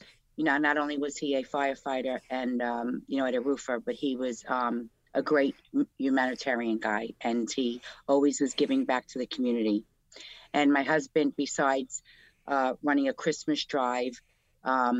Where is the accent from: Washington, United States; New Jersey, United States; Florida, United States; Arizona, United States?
New Jersey, United States; I'm from Jersey.